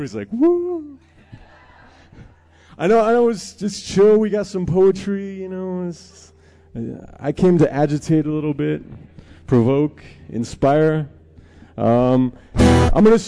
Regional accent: Dinétah, near the San Francisco Peaks, Arizona, United States; I come from Dineta, at the base of the Holy San Francisco Peaks

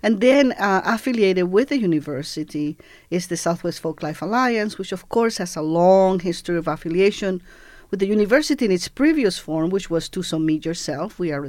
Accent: Cuba; born there; And my father returned to Cuba because the revolution had won. And that's why I was born in Cuba in 1961.

